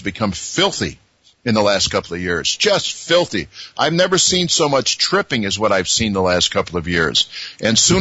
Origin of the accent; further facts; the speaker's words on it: Chicago, Illinois, United States; I grew up in Chicago